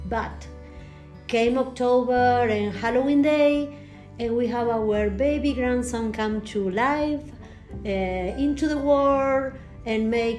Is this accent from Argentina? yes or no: yes; Salto, Buenos Aires Province, Argentina; English is a second language; moved away as an adult; also born or lived in North Carolina, United States; now in Floyd, United States; we are from Argentina. We came in 2000 from Salto, a small town in Buenos Aires province. We lived for 20 years in North Carolina, always around small towns too, and in the country.